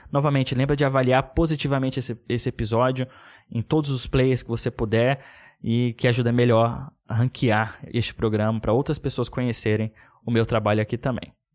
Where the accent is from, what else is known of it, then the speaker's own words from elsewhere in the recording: Brasília, Federal District, Brazil; moved away; Que sou de Brasília, minha família inteira tá lá